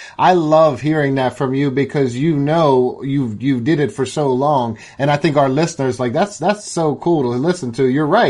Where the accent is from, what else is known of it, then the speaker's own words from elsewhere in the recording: Pittsburgh, Pennsylvania, United States; from Pittsburgh, Pennsylvania, my hometown